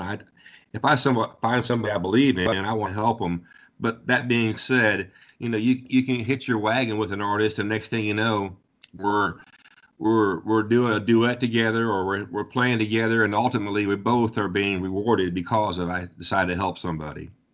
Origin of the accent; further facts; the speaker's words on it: Ohio, United States; I'm from Ohio